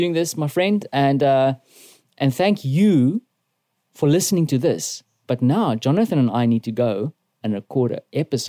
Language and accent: English; South Africa